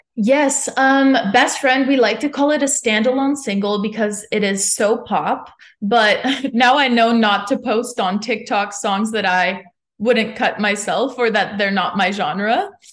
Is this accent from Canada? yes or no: yes; Montreal, Quebec, Canada; moved away as an adult; now in Nashville, United States; I'm from Montreal